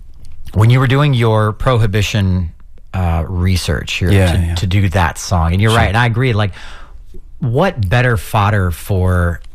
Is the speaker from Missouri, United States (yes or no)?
yes; St. Louis, Missouri, United States; I grew up in St. Louis